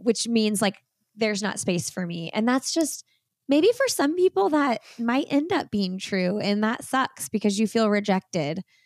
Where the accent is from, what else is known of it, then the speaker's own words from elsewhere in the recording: Bloomington, Indiana, United States; moved away as an adult; now in Raleigh, United States; I grew up in Bloomington, lived in Indianapolis for twenty years, eighteen years, something like that. And we packed up and moved to Raleigh, North Carolina about two years ago